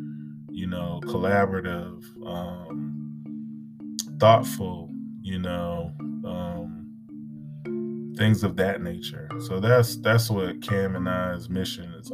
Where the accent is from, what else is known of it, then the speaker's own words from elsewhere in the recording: United States; being an American myself